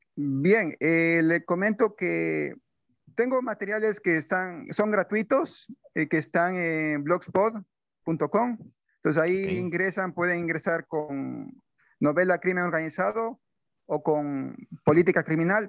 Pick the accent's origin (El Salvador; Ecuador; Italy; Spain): Ecuador; tuvimos como ecuatorianos